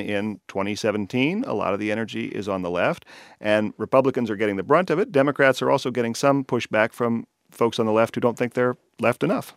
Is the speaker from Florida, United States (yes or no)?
no; Colorado, United States; now in California, United States; in my home state of Colorado